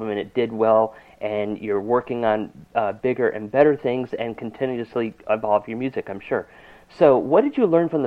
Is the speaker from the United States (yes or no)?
yes; New England, United States; when I grew up in New England, there really wasn't a country music station